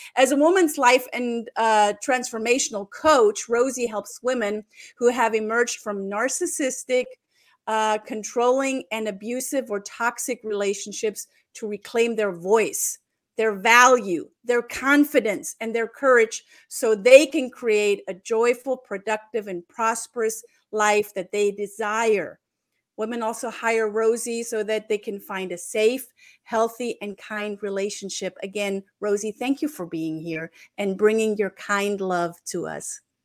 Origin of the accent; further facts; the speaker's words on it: Germany; I'm just German